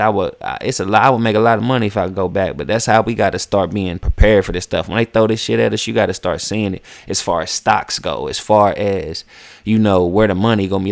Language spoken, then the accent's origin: English; West Virginia, United States; moved away as an adult; now in Atlanta, United States; I grew up in West Virginia